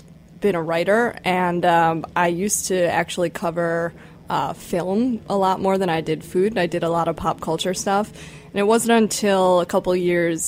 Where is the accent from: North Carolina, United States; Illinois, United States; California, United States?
Illinois, United States; Chicago; I grew up in Chicago